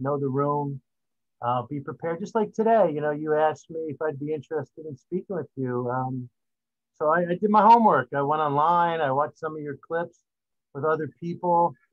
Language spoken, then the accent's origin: English; East Brunswick, New Jersey, United States; I grew up in East Brunswick